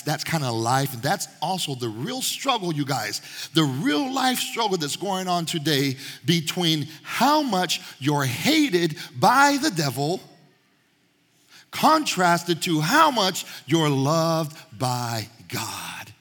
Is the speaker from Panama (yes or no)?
yes; Panama; moved away; I was Panamanian, my mom was Panamanian, I was born in Panama